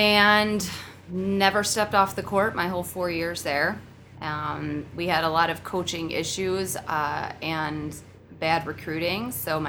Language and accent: English; Oak Lawn, Illinois, United States; No, I'm from the southwest side, like Oak Lawn area.